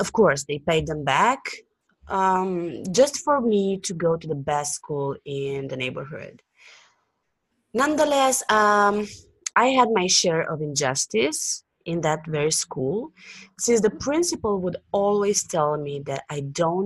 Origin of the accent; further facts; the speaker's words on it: Bucharest, Romania; I was born and raised in Bucharest, Romania, which is a country in southeastern Europe.